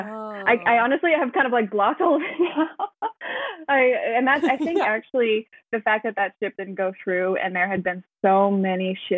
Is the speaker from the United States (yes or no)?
yes; United States; now in Netherlands; I'm living in the Netherlands, but I am American